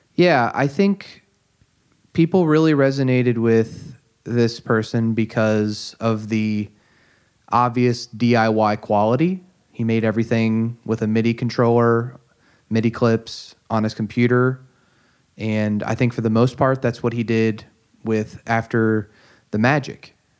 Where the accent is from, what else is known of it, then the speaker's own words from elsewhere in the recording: United States; I'm an American English-speaking listener